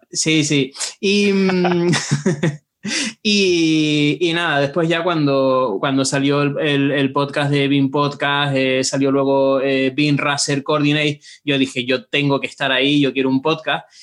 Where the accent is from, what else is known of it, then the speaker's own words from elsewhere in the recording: Tenerife, Canary Islands, Spain; accent: meloso (Canarian); moved away as an adult; now in Madrid, Spain; soy de Tenerife, por eso tengo este acento meloso